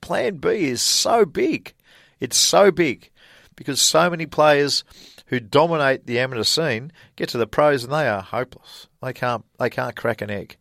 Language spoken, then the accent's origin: English; Australia; moved away as an adult; also born or lived in Lubbock, Texas, United States; "Where are you from?" And I said, "Australia."